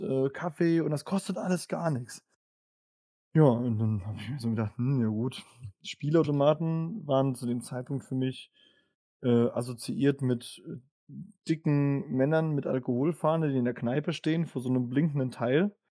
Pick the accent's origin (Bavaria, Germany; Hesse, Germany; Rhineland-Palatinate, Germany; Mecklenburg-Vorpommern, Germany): Rhineland-Palatinate, Germany; Worms; ich bin in Worms aufgewachsen, in der Nähe von Mannheim